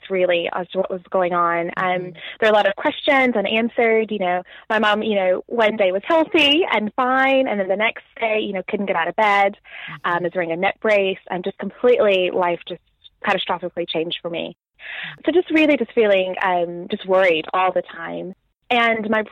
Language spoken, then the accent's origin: English; Nashville, Tennessee, United States; moved away as an adult; now in England, United Kingdom; I grew up in Nashville, had a very happy, very loving